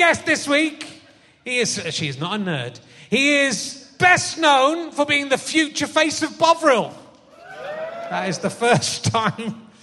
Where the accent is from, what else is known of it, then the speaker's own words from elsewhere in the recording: Somerset, South West England, United Kingdom; I was from Somerset